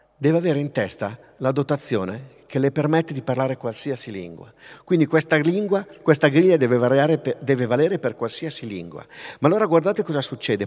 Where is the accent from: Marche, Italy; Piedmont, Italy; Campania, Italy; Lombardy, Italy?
Lombardy, Italy; Pavia; io sono di Pavia